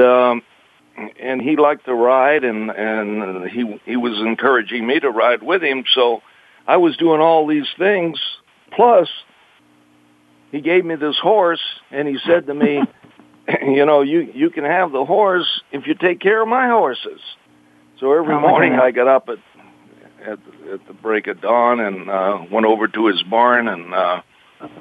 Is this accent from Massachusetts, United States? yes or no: yes; Boston, Massachusetts, United States; now in Los Angeles, United States; I'm from Massachusetts. I'm born in Boston